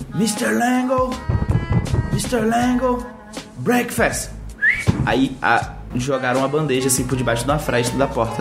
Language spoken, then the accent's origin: Portuguese; Brazil; moved away as an adult; eu sou brasileiro, tenho 19 anos